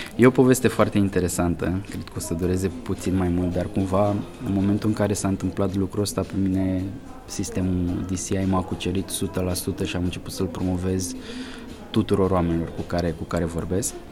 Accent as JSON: {"language": "Romanian", "region": "Argeș", "country": "Romania", "moved": "as an adult", "lives_now": "Bucharest, Romania", "said": "sunt din Argeș de fel"}